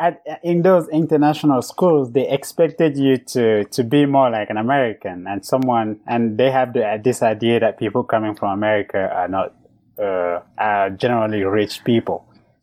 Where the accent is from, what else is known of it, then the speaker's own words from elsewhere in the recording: Cameroon; moved away as an adult; now in United States; I grew up in Africa, in Cameroon, in a small village.